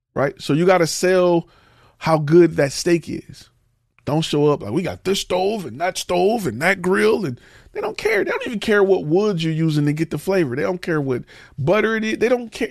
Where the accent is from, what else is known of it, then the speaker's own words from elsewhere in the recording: Detroit, Michigan, United States; I'm from, I'm from Detroit